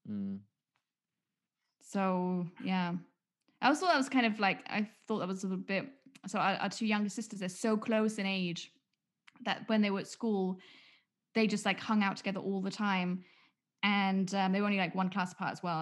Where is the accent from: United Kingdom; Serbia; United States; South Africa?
United Kingdom; England; why would I do English homework? I'm English.